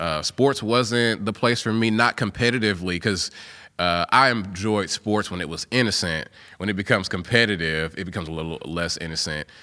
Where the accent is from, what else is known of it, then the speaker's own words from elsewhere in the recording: Gallatin, Tennessee, United States; also born or lived in Indianapolis, Indiana; I grew up in Gallatin before it was all Nashville in the Nashville metro